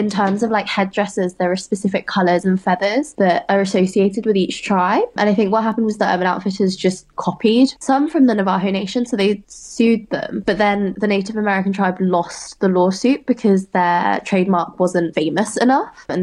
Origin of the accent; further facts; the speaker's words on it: United Kingdom; I'm British Chinese.